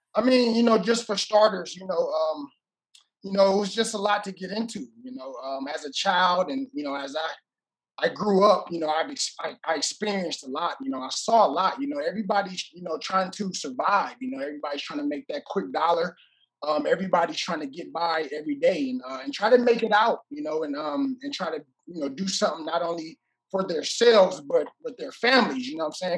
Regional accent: Oakland, California, United States; moved away as an adult; also born or lived in Hawaii; I was born and raised in Oakland, California

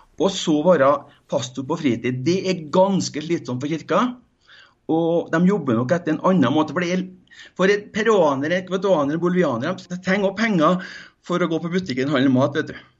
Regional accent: Norway; Ikke som en nordmann, som jeg er

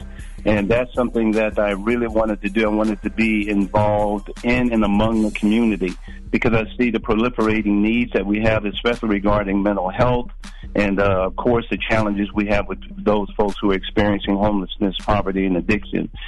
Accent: Deep South, United States; moved away; I was raised in the Deep South

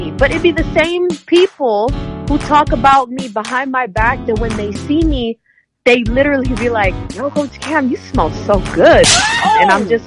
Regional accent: Philippines; moved away; there was a huge culture shock when I came here from the Philippines so I got picked on a lot so I was fighting a lot

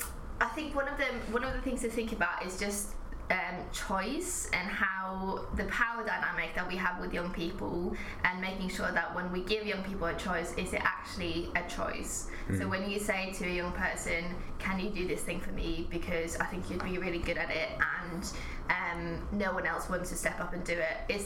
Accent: Norway; moved away as an adult; also born or lived in Watford, England / Thailand; now in United Kingdom; I grew up in Norway.

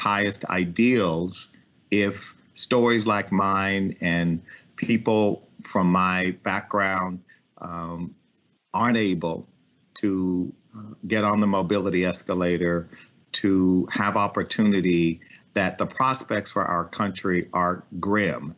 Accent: Ames, Texas, United States; also born or lived in Lafayette, Louisiana; I was born in the Charity Hospital in Lafayette, Louisiana, and we moved to Liberty County in East Texas. And I grew up in a small town called Ames, Texas, population 1,010.

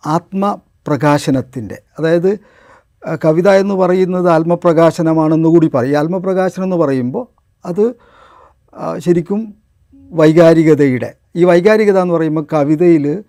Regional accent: Kuttiady, Kerala, India; also born or lived in Nadapuram; ഞാൻ കുറ്റ്യാടി എൻ്റെ പോറ്റ് നാടാണ് എൻ്റെ ജന്മനാട് നാദാപുരമാണ്

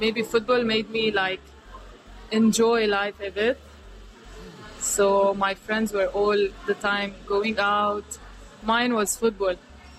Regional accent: Kano, Kano State, Nigeria; moved away as an adult; also born or lived in Lebanon; now in London, United Kingdom; born and raised in Nigeria. I'm originally from Lebanon

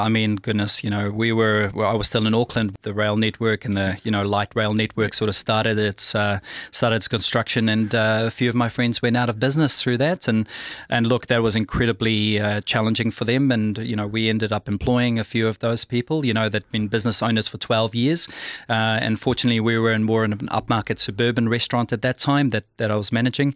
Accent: Pretoria, Gauteng, South Africa; I'm South African, born and bred from Pretoria

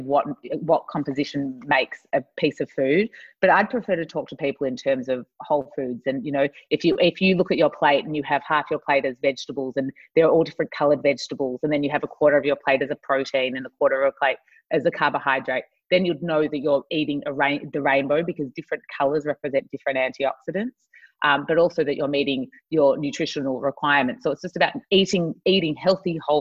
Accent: Australia; I was born in Australia, I grew up in Australia

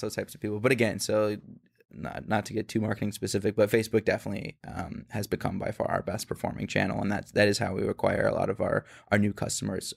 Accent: Phoenix, Arizona, United States; the same part of Phoenix that I'm from

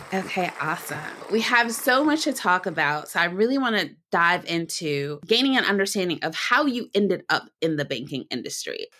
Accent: Detroit, Michigan, United States; detroit michigan which is my hometown

